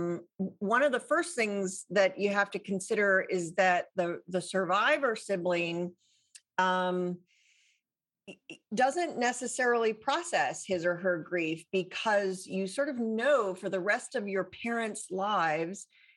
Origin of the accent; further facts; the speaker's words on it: Santa Fe, New Mexico, United States; also born or lived in Chicago area / Boston; when I was 8, we moved to New Mexico, which, Santa Fe, New Mexico, northern New Mexico. And I grew up there